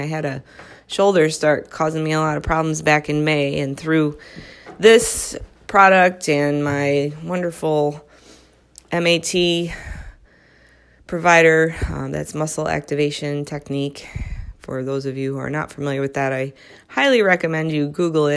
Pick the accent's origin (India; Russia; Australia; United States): United States; Midwest; moved away as an adult; now in Southern California, United States; I am a Midwesterner. I grew up in the Midwest